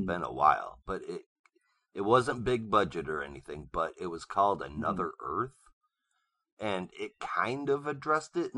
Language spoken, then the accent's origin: English; Michigan, United States; moved away; I used to live in Michigan. I'm born and bred in Michigan